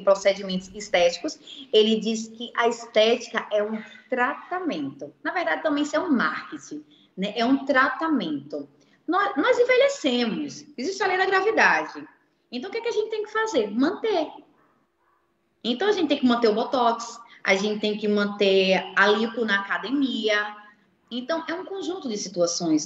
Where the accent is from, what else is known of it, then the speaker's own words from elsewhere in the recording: Recife, Pernambuco, Brazil; moved away; o Recife, né, que é a minha terra